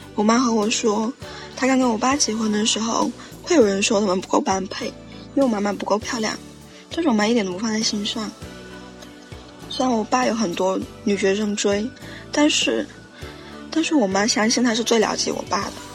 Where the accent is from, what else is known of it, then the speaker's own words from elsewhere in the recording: Guangxi, China; 我来自广西，然后我今年十二十二岁